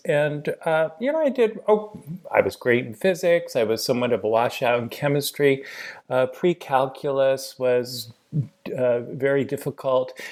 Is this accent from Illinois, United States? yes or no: no; Portland, Oregon, United States; I was born and raised in Portland, Oregon